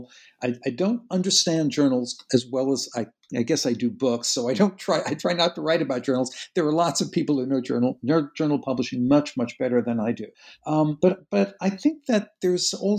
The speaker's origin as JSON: {"language": "English", "country": "United States", "said": "as an American working in an Anglophone culture"}